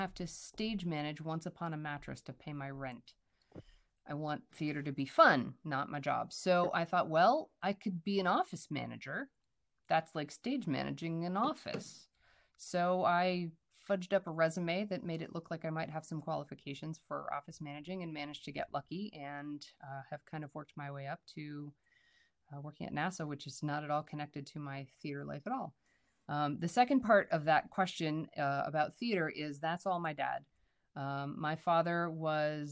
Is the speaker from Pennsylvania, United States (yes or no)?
yes; Indiana, Pennsylvania, United States; moved away as an adult; now in Maryland, United States; I grew up in Indiana, Pennsylvania, not far from where Stephen grew up.